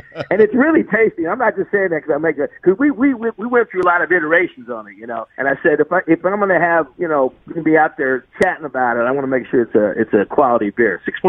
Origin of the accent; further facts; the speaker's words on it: South Bend, Indiana, United States; moved away as an adult; I grew up in South Indiana